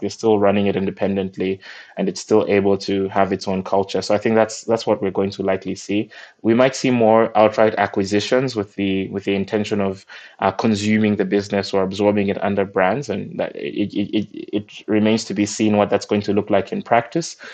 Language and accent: English; Malawi; I'm from Malawi, and we got our independence uh, from the UK in 1964